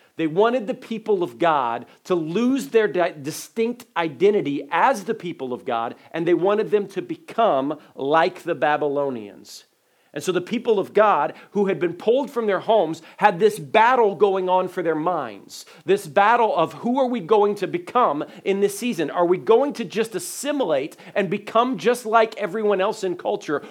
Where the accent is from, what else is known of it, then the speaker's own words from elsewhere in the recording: Dayton, Ohio, United States; When I was a little guy uh, growing up in Dayton, Ohio